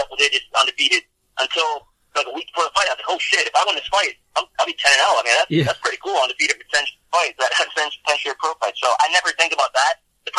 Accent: New York, United States; I'm a New Yorker.

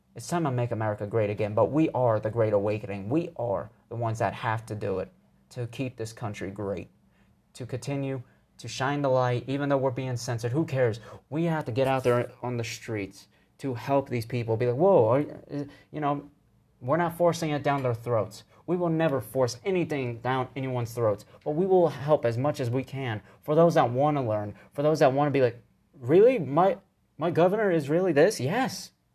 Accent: United States; I'm an American

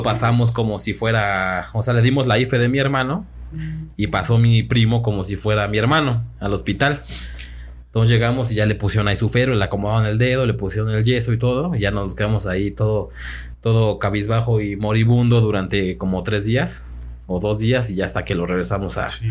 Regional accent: Puebla, Mexico; Éramos dos, amigos también de Puebla

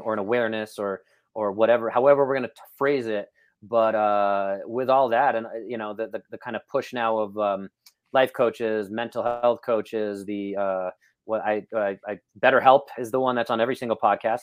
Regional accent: New York, United States; moved away; as a New Yorker

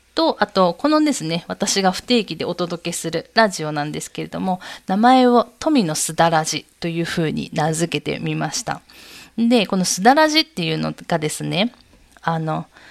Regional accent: Miyazaki, Japan; moved away as an adult; also born or lived in Seoul, South Korea; 宮崎生まれ、宮崎育ちでして、日本では宮崎以外に住んだことはないですね

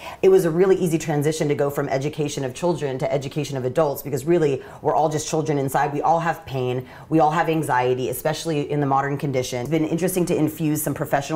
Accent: Northern California, United States; born and raised in NorCal

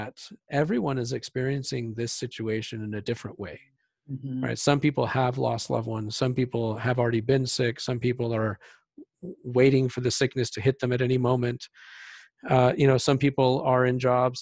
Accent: United States; even though I wasn't born in this country, I grew up here, so I'm very American in the way I think

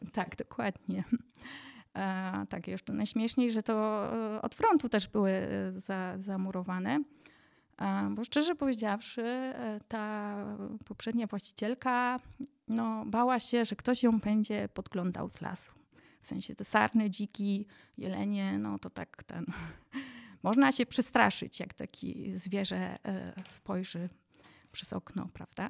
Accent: Jedlicze, Subcarpathian Voivodeship, Poland; also born or lived in Dukla; now in Kaczawskie Mountains, Poland; wychowałam się w małym miasteczku na Podkarpaciu

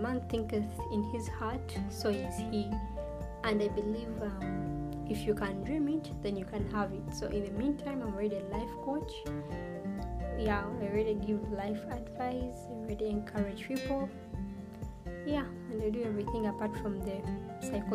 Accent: Uganda; I'm born and raised in Uganda.

